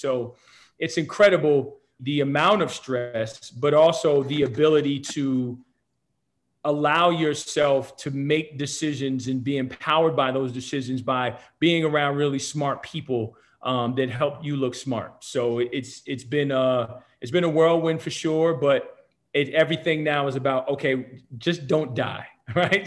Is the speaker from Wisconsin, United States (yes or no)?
no; New Jersey, United States; moved away as an adult; now in San Diego, United States; born and raised in New Jersey